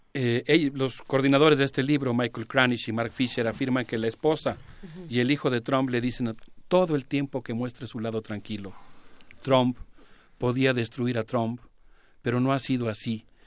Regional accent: Mexico

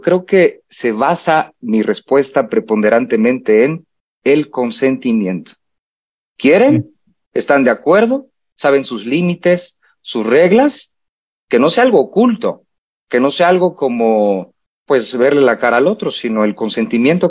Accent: Mexico; nuestra idiosincrasia como mexicanos y mexicanas

